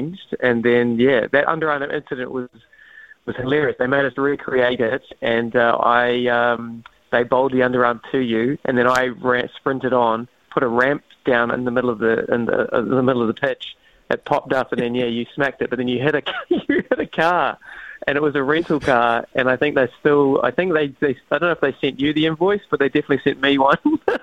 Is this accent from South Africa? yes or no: no; Wellington, New Zealand; now in Auckland, New Zealand; I'm originally from Wellington